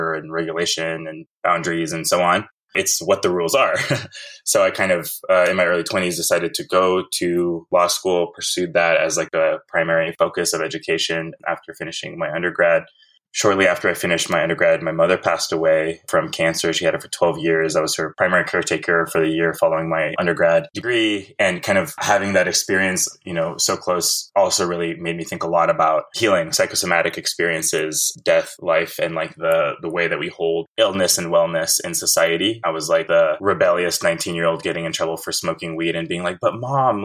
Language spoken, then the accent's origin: English; Fresno, California, United States; now in Berkeley, United States; I was actually born and raised in Fresno in the Central Valley